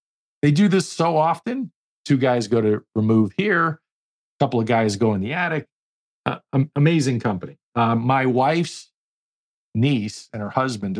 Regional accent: New York, United States; I learned and adapted because I was from New York. Accent is completely gone on purpose.

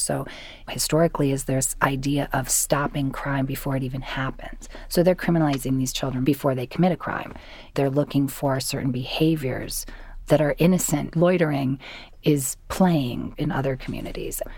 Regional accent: Connecticut, United States; I grew up in Connecticut

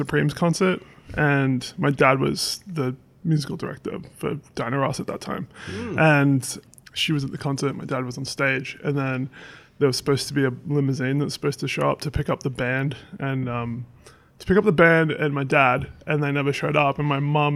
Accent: Seaford, Victoria, Australia; moved away as an adult; also born or lived in Inglewood, California; now in United States; Melbourne. So, well, I grew up about 45 minutes from the city in this little suburb called Seaford

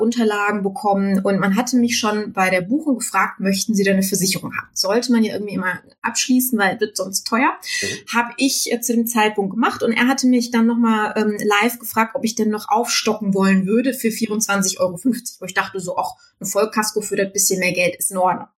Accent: Düsseldorf, North Rhine-Westphalia, Germany; ich komme aus Düsseldorf

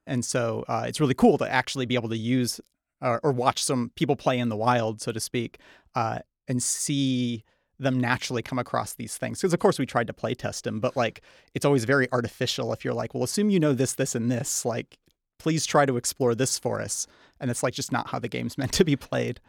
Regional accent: Charlevoix, Michigan, United States; moved away as an adult; also born or lived in Holland, Michigan; now in Los Angeles, United States; I grew up in Charlevoix, uh, and along with my sister, Kelsey

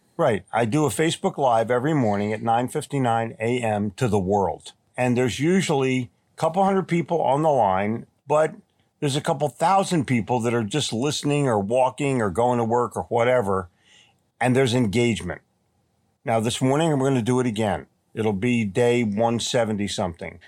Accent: Philadelphia, Pennsylvania, United States; born or raised there; also born or lived in Atlantic City, New Jersey / New York City; now in Charlotte, United States

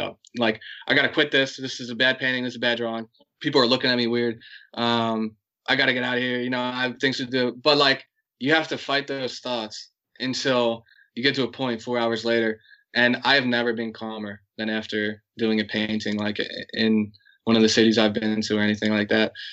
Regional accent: United States; I'm American, but I have a I have a strong Irish heritage

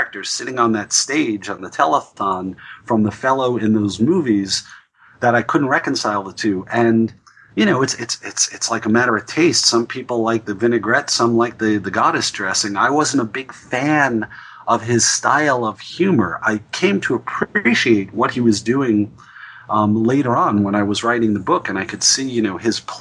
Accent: New York, United States; in New York growing up

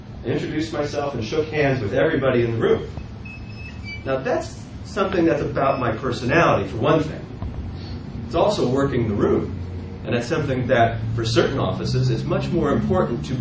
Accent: Ohio, United States; moved away as an adult; now in Indiana, United States; I grew up there, I lived in Ohio until I was 34 years old

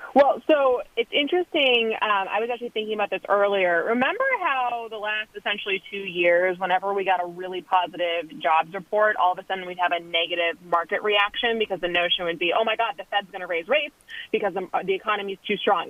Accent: Wisconsin, United States; I am from Wisconsin

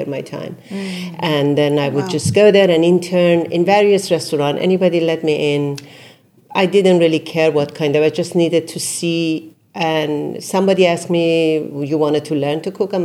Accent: Isfahan, Iran; also born or lived in Brooklyn, New York; now in New York, United States; I come from Isfahan. Isfahan is one of the most beautiful

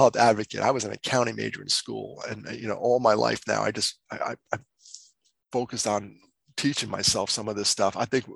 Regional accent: New York, United States; moved away as an adult; also born or lived in West Virginia; now in Greenville, United States; I grew up in New York

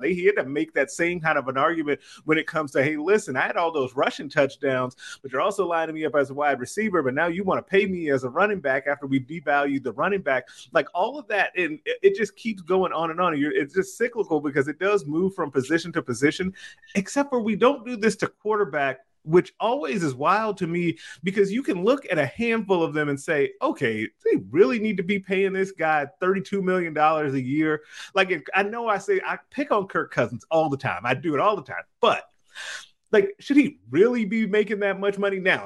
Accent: Chicago, Illinois, United States; I'm from Chicago

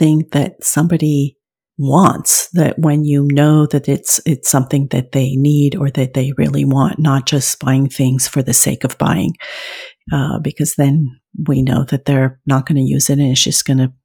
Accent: France; moved away; I was raised in France

